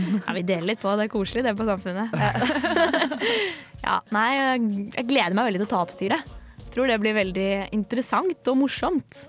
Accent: Oslo, Norway; moved away as an adult; now in Trondheim, Norway; Jeg er fra Oslo.

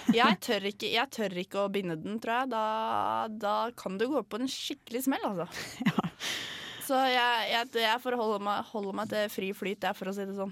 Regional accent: Tønsberg, Vestfold, Norway; jeg er fra Tønsberg

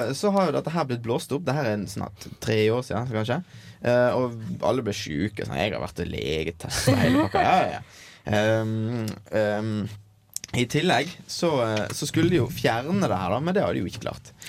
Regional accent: Norway; moved away; min heimbygd.

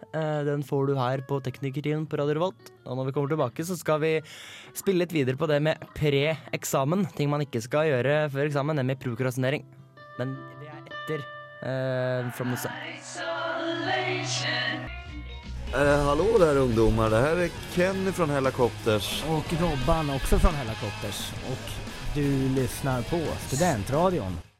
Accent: Hønefoss, Buskerud, Norway; moved away; Har vært hjemme i Hønefoss

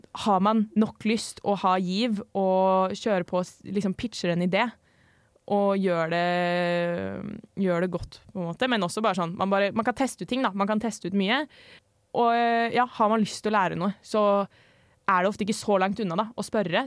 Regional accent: Oslo, Norway; moved away as an adult; now in Trondheim, Norway; Jeg er 22 år, kommer fra Oslo. Ja, der jeg kommer fra, heter ikke noe sånn veldig spesiell. Men eh, ja, Oslo øst eh, i nærheten av Vålerenga

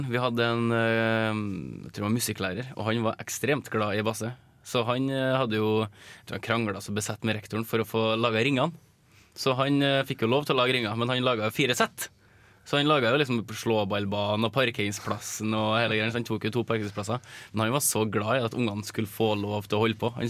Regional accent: Møre og Romsdal, Norway; Jeg er oppvokst på Møre, så det var lite basse der, altså.

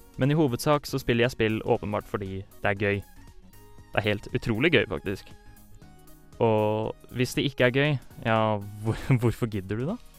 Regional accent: Fredrikstad, Østfold, Norway; moved away as an adult; now in Trondheim, Norway; jeg kommer fra Fredrikstad.

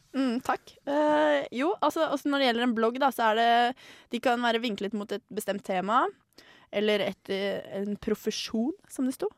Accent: Tønsberg, Vestfold, Norway; born or raised there

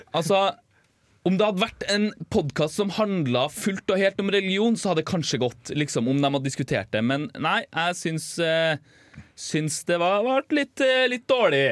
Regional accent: Northern Norway, Norway; accent: northern Norwegian; Som dere sikkert hører, så kommer jo jeg fra, fra nord

